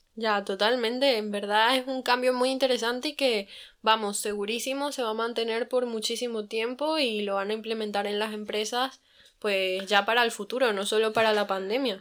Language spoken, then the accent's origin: Spanish; Madrid, Community of Madrid, Spain; También soy de, aquí, de Madrid